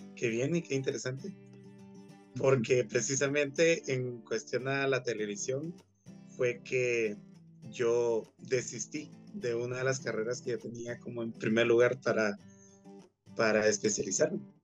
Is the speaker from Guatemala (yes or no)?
yes; Guatemala; todo lo que nos representa como guatemaltecos